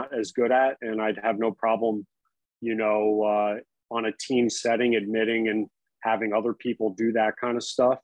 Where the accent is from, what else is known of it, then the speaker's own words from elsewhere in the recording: Florida, United States; also born or lived in New York / Chicago; growing up in Florida